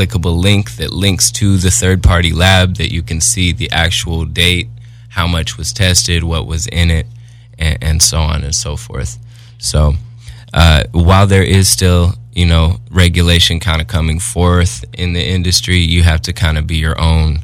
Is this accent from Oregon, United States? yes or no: yes; Portland, Oregon, United States; now in Los Angeles, United States; I'm from Portland, Oregon, but I live here in LA now